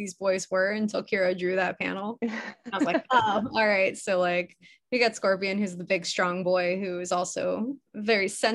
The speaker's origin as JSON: {"language": "English", "town": "Chicago", "region": "Illinois", "country": "United States", "tie": "born or raised there", "moved": "yes", "said": "I'm from Chicago originally."}